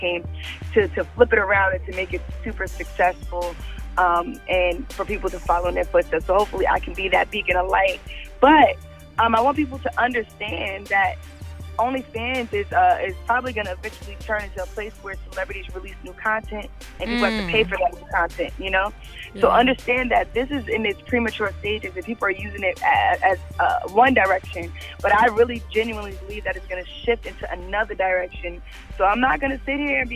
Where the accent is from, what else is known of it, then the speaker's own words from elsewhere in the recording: New York City, New York, United States; growing up in New York City